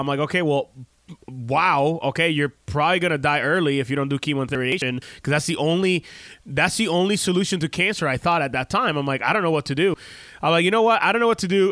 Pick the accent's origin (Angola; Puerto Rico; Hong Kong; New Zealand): Puerto Rico; moved away; we grew up in Puerto Rico